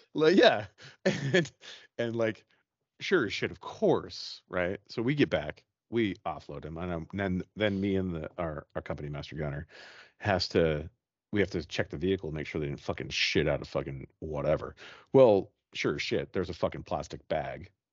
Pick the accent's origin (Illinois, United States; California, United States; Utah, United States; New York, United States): Utah, United States; we're from Utah